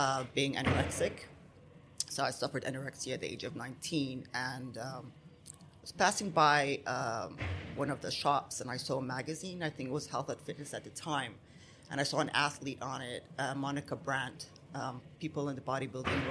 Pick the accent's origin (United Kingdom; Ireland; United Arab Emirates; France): United Arab Emirates; Abu Dhabi; I'm half Lebanese, half Palestinian, born and raised here in the UAE in Abu Dhabi